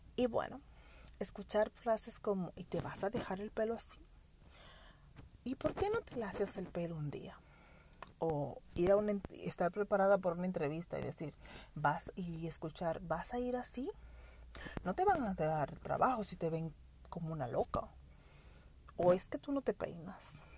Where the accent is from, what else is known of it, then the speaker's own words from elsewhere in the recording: Dominican Republic; como toda dominicana